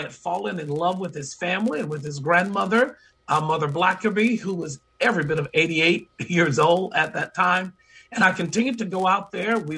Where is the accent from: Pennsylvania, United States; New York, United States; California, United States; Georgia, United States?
Georgia, United States; he knew that I was a young